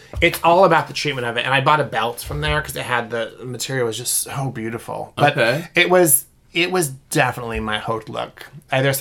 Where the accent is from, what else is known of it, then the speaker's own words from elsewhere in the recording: United States; we're American tourists